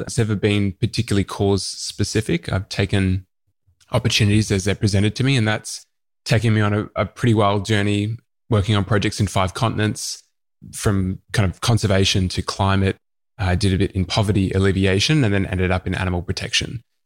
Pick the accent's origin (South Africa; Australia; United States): Australia; Melbourne, Victoria; I grew up in the outer east of Melbourne in the Dandenong Ranges